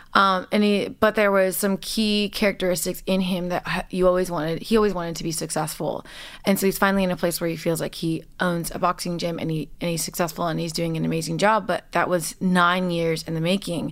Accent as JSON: {"language": "English", "town": "Los Angeles", "region": "California", "country": "United States", "tie": "born or raised there", "said": "I'm born and raised in Los Angeles"}